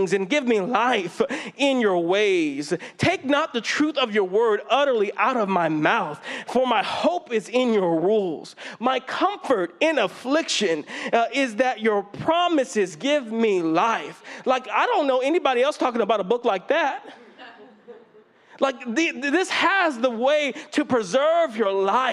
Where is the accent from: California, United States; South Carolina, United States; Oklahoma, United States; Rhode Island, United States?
California, United States; Fresno; growing up in Fresno, it's definitely a different religious climate than the Bay Area